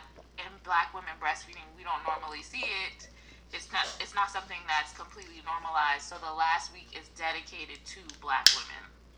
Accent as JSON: {"language": "English", "area": "Long Island", "region": "New York", "country": "United States", "said": "I am 30 years old. I'm from Long Island, New York. I'm a female."}